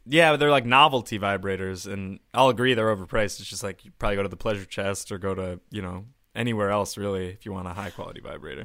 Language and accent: English; Boise, Idaho, United States; now in New York, United States; I'm from Boise